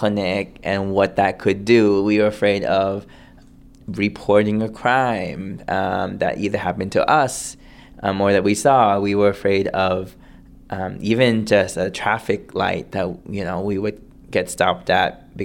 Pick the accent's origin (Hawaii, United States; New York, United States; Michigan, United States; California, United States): California, United States; Milpitas; also born or lived in Thailand / Sacramento / Berkeley; I grew up in Milpitas, then Sacramento, Berkeley